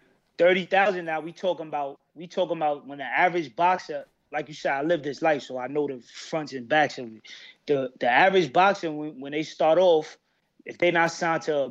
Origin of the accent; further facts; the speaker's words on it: New York City, New York, United States; I'm from Brooklyn, New York. Crown Heights to be exact